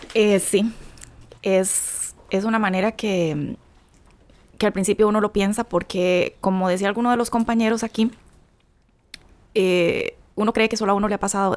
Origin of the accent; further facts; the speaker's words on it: Costa Rica; soy de Costa Rica.